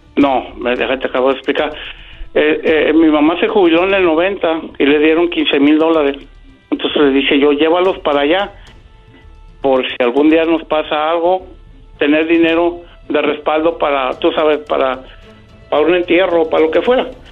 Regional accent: Guadalajara, Jalisco, Mexico; Nosotros somos de Guadalajara

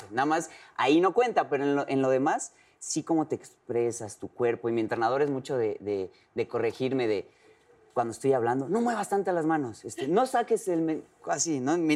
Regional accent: Yucatán, Mexico; como yucateco

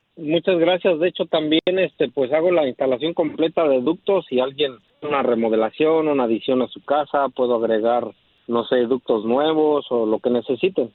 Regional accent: Chapa de Mota, State of Mexico, Mexico; now in Chicago, United States; soy originario del Estado de México, de un pueblo que se llama San Miguel Chapa de Mota.

